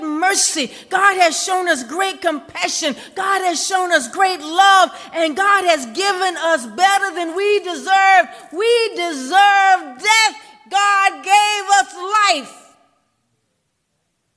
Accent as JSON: {"language": "English", "country": "United States", "tie": "born or raised there", "said": "I grew up on Wheeler Hill and Washington Park"}